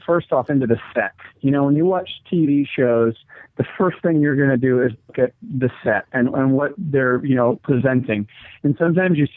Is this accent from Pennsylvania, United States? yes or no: no; Southern California, United States; moved away as an adult; now in Chicago, United States; I am originally from Southern Cal. I've been here almost 8 years